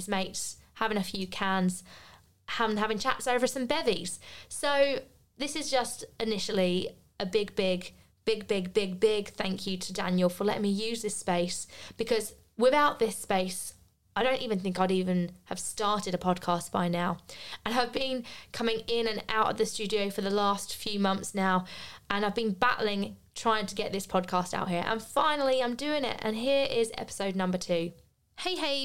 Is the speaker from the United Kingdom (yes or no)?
yes; United Kingdom; moved away as an adult; also born or lived in Australia / Bristol; I was back in my home country, the country I didn't want to live in.